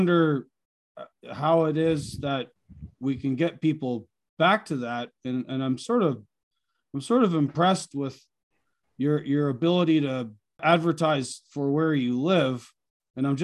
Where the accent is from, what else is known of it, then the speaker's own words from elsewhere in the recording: Canada; moved away; I'm originally from Canada, just over the border, just over the St. Lawrence River from you.